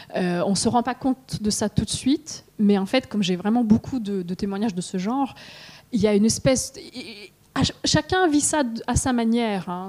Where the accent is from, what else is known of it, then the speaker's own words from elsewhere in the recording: Russia; now in France; en tant que Russe chez Galmeister